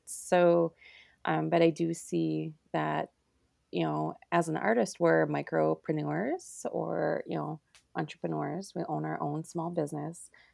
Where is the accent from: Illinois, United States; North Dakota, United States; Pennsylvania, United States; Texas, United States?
North Dakota, United States; Turtle Mountains; I grew right up in the center of Turtle Mountains